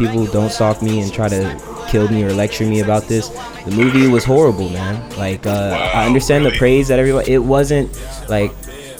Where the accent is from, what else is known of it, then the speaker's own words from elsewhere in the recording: Virginia Beach, Virginia, United States; I'm from Virginia Beach, bro. So that was pretty much all the clientele we had out here when I was growing up.